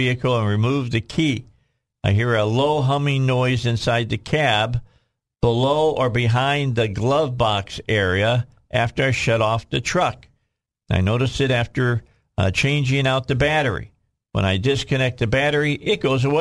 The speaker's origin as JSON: {"language": "English", "town": "Cabot", "region": "Arkansas", "country": "United States", "said": "I'm from Cabot"}